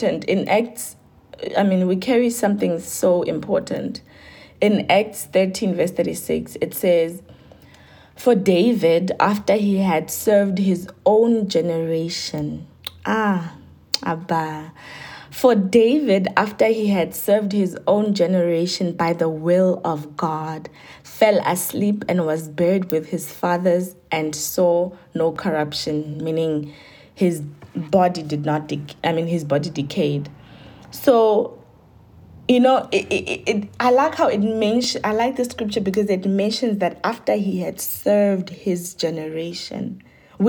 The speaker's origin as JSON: {"language": "English", "town": "Giyani", "region": "Limpopo", "country": "South Africa", "tie": "born or raised there", "said": "I was born in Giani"}